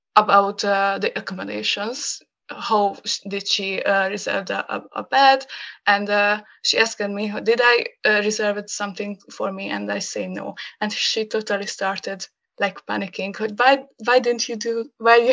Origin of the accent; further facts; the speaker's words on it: Hungary; first language Hungarian; English is a second language; when I come back to Hungary and uh, uh, and go back to my hometown